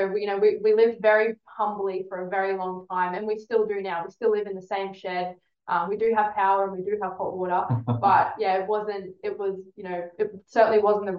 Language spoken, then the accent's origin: English; Cairns, Queensland, Australia; I don't come from a farming background at all. I come from the city. So I grew up in Cairns